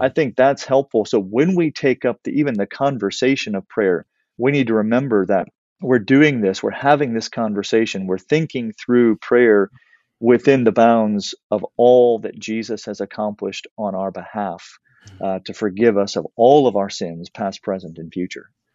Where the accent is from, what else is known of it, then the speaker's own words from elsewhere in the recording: South Louisiana, United States; I grew up in South Louisiana, uh, here in the United States